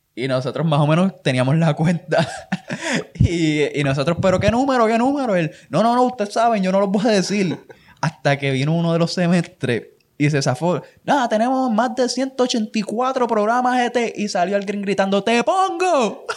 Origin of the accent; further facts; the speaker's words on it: Puerto Rico; yo vivía en Nahuatl cuando eso, yo soy de Nahuatl